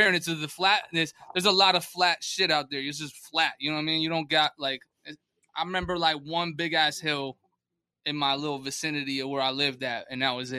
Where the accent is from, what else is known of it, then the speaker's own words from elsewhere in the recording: New Haven, Connecticut, United States; also born or lived in North County, San Diego, California; now in San Diego, United States; New Haven, Connecticut gave me all the base to jump off of.